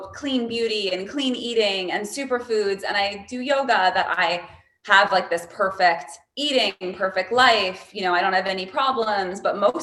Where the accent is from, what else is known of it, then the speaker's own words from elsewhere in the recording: East Coast, United States; I grew up on the East Coast